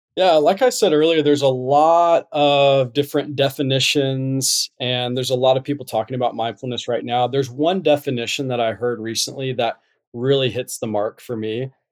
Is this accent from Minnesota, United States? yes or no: no; North Carolina, United States; moved away as an adult; also born or lived in Utah; I'm originally from North Carolina.